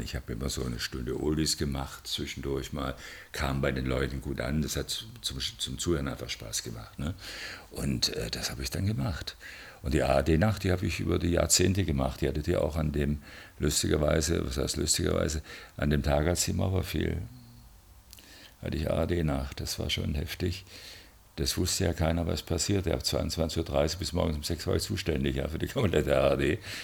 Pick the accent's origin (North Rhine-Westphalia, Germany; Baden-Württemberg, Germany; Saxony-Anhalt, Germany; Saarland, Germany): Baden-Württemberg, Germany; Stuttgart; Ich bin Stuttgarter